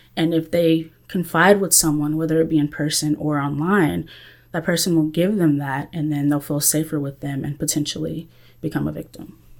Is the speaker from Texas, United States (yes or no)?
yes; Central Texas, United States; I am from Central Texas area